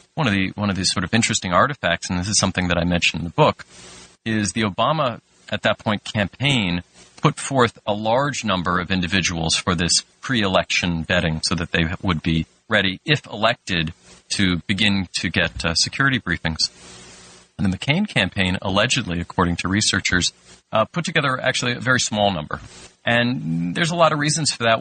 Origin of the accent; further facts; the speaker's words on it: New Jersey, United States; moved away as an adult; also born or lived in Washington; I was from New Jersey and went to work for uh, Congressman Payne